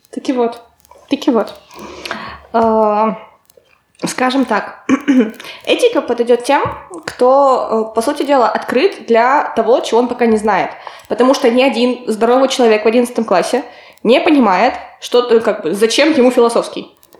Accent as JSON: {"language": "Russian", "town": "Kotlas", "region": "Arkhangelsk Oblast", "country": "Russia", "tie": "born or raised there", "also_born_or_lived": "Peterhof, Saint Petersburg", "moved": "as an adult", "lives_now": "Saint Petersburg, Russia", "said": "в моем родном городе, в Котласе"}